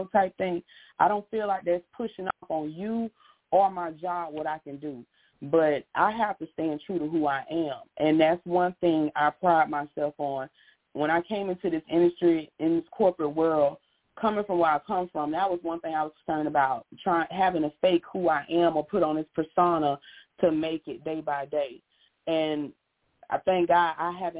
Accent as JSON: {"language": "English", "town": "Pensacola", "region": "Florida", "country": "United States", "tie": "born or raised there", "said": "I'm from Pensacola, Florida"}